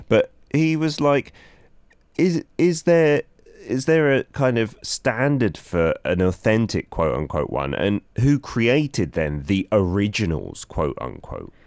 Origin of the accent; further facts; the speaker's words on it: London, United Kingdom; my house growing up in London